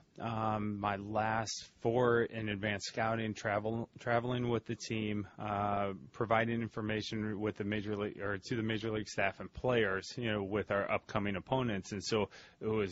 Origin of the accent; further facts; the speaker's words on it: St. Louis, Missouri, United States; moved away as an adult; now in Ohio, United States; I'm from St. Louis originally, went to Ohio State, and I have not gone back to Missouri since